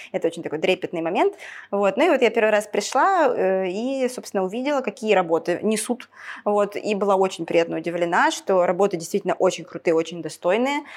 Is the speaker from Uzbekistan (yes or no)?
no; Ukraine; moved away as an adult; я с Украины, когда переехала, в Украине я когда жила